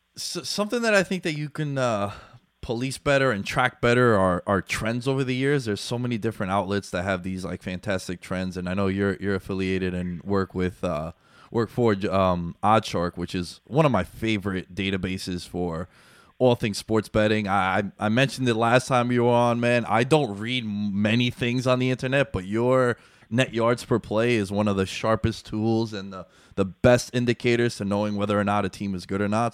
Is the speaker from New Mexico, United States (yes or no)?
no; New York, United States; I'm born and raised in New York